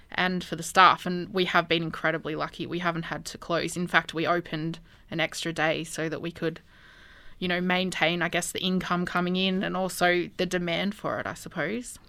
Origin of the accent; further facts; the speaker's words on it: Albury, New South Wales, Australia; also born or lived in Wagga Wagga; I was born in Albury. Um, went to school here the majority of my life. I lived in East Albury, um, during primary